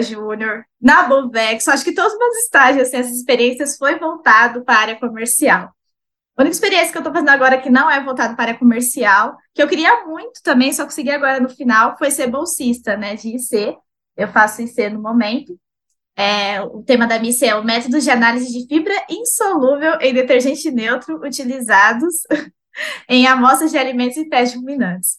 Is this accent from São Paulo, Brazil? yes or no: yes; Itaquaquecetuba, São Paulo, Brazil; also born or lived in Rio de Janeiro; eu sou de Itaquaquecetuba, São Paulo.